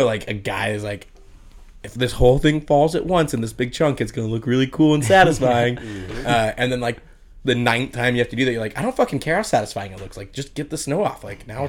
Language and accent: English; Arizona, United States; I'm from Arizona, so 28 years of having these shitty summers, like I'm still not used to it.